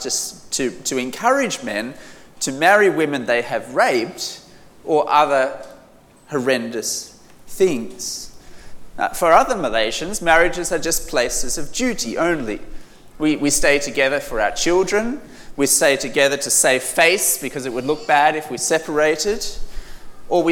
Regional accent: Australia; I'm from Australia

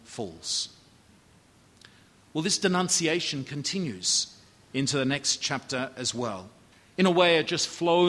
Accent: Australia; as an Australian

